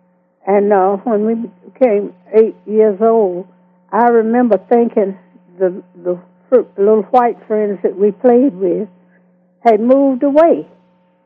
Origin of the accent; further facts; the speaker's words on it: Greenville County, South Carolina, United States; also born or lived in Honea Path, South Carolina; I was born in Honeyer Pass, South Carolina, which was a small town. And I was raised up in Greenville County